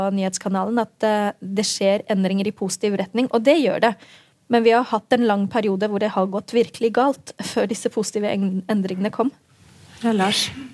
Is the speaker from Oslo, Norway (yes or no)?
yes; Oslo, Norway; da jeg vokste opp ehm, på Grønland i Oslo